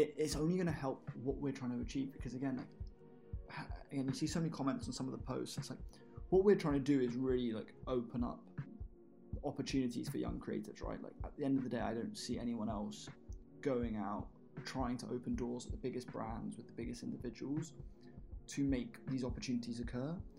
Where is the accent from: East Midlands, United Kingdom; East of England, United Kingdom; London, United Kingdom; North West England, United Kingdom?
East of England, United Kingdom; Bedford; I'm from Bedfordshire